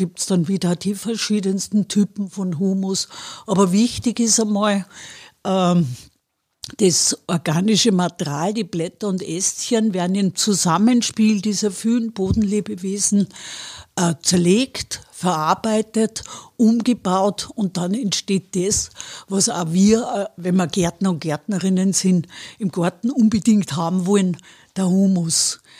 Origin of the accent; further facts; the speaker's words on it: Wels, Upper Austria, Austria; ich komme aus Wörs, da haben wir ein, ein Renzinar, das ist nur so, also die Welser Heide, das ist ein Schotterboden